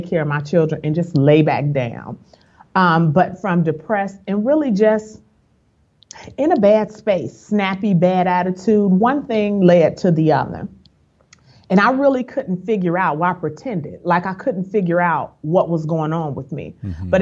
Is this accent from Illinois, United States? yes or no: yes; Chicago, Illinois, United States; moved away as an adult; now in Dallas, United States; I'm originally from Chicago, a Chi-Town girl, but we moved here in 2010.